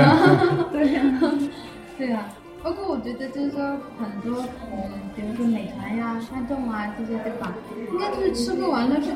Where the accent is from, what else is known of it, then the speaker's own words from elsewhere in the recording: Yuxi, Yunnan, China; 因为我云南人。